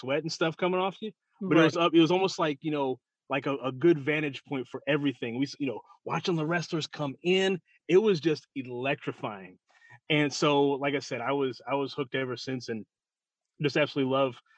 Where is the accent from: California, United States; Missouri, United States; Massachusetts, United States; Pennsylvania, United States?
Missouri, United States; St. Louis; I'm from St. Louis